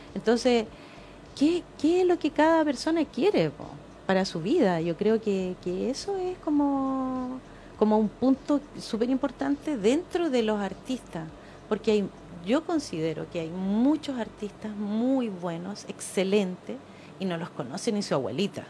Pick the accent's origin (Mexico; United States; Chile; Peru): Chile; somos apocados los chilenos